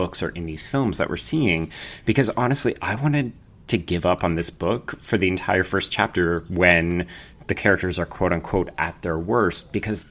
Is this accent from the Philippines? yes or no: no; Calgary, Alberta, Canada; I grew up in Calgary, which is a fairly big city out west.